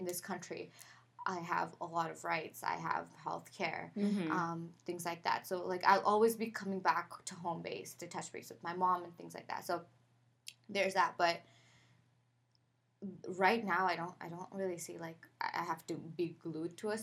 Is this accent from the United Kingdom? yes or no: no; Pakistan; now in Toronto, Canada; my dad lives in Pakistan, and that's also home, and that's where I was born, that's where I grew up